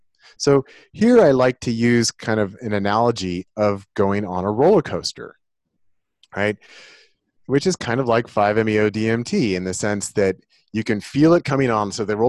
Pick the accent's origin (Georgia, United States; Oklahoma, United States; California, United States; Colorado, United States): California, United States; Santa Cruz; I grew up in Santa Cruz, California during the summers, and they have a big wooden roller coaster there.